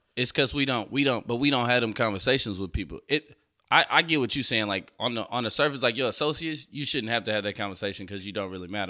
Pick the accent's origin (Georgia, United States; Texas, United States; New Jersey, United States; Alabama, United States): Texas, United States; Houston; I grew up in Fifth Ward